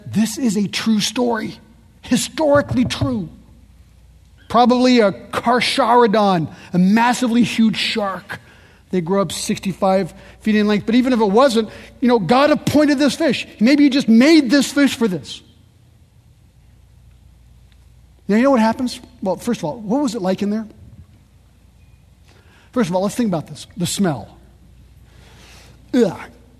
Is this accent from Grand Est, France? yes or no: no; Paris, Île-de-France, France; born there; I was born in Paris. My kids are French.